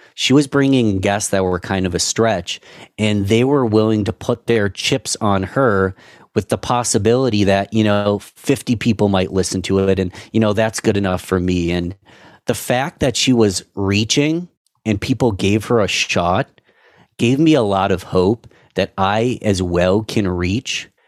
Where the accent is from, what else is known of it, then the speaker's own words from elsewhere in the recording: Rochester, United States; my hometown city